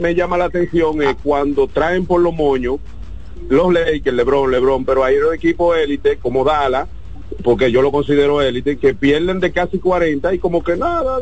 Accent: Dominican Republic; somos todos dominicanos

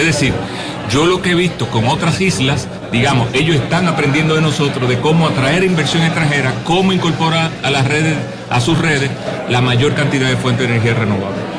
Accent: Dominican Republic; en nuestro país, República Dominicana

